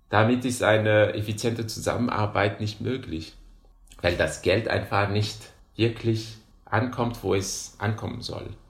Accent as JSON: {"language": "German", "country": "Madagascar", "second_language": "German", "moved": "as an adult", "lives_now": "Hannover, Germany", "said": "Ich komme aus Madagaskar."}